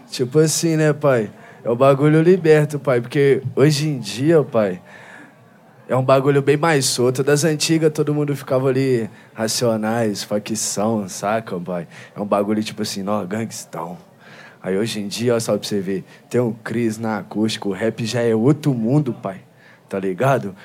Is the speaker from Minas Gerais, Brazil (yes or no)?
yes; Belo Horizonte, Contagem, Betim, Minas Gerais, Brazil; A gente veio aqui de Belo Horizonte, de Contagem de Betim